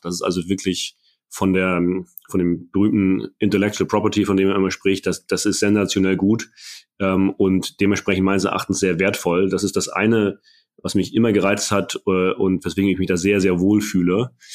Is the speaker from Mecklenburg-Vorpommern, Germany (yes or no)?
yes; Mecklenburg-Vorpommern, Germany; als, als Mecklenburger